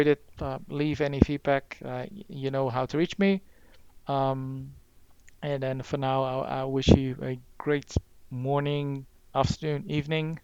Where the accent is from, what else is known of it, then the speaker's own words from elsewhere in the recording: Netherlands; now in United Kingdom; originally from the Netherlands myself